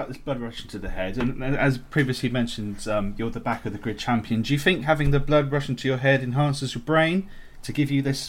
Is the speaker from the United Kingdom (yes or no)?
yes; United Kingdom